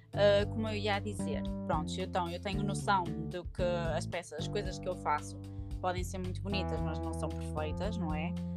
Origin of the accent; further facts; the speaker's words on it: Viana do Castelo, Portugal; sou de Viana do Castelo